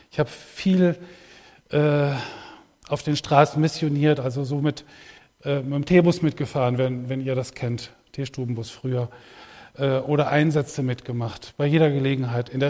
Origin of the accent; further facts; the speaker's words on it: Ibbenbüren, North Rhine-Westphalia, Germany; ich komme aus Ibbenbüren.